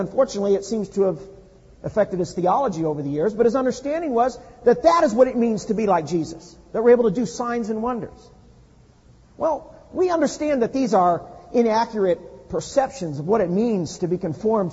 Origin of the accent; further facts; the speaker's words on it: Midwest, United States; now in California, United States; I grew up in the Midwest